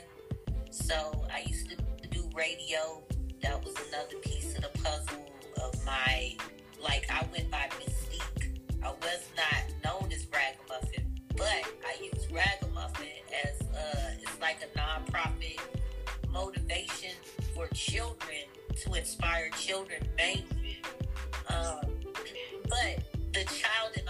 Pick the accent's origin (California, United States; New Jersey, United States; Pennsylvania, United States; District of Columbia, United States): District of Columbia, United States; Washington; now in Ohio, United States; I'm from Washington, D.C. originally. I live in Ohio now.